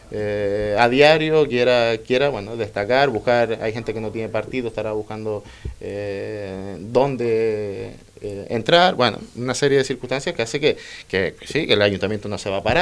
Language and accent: Spanish; El Cotillo, Canary Islands, Spain; yo que soy del Cotillo